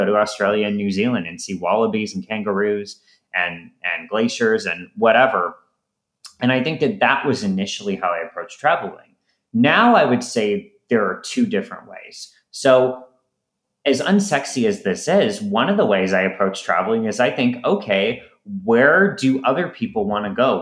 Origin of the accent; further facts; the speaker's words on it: St. Louis, Missouri, United States; I'm from St. Louis originally